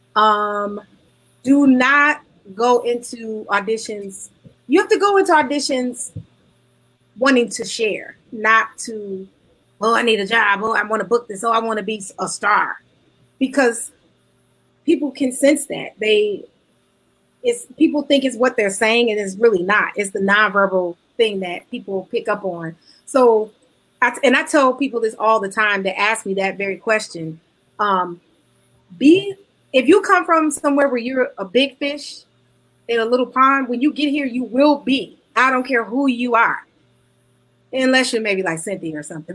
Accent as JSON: {"language": "English", "town": "Detroit", "region": "Michigan", "country": "United States", "tie": "born or raised there", "also_born_or_lived": "Kentucky / New York, New Jersey tri-state area", "moved": "as an adult", "lives_now": "New York/New Jersey tri-state area, United States", "said": "Growing up in the city of Detroit"}